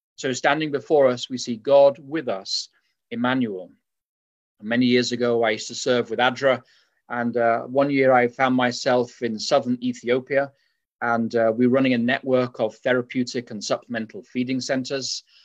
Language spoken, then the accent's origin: English; England, United Kingdom; now in Berrien Springs, United States; as you can tell from my accent, uh, although I live in Berrien Springs, I was raised in England.